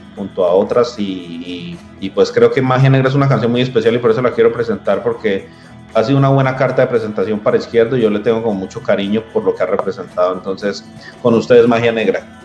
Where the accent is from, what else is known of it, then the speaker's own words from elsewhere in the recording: Sogamoso, Boyacá, Colombia; Todos somos de Sogamoso y somos amigos desde la infancia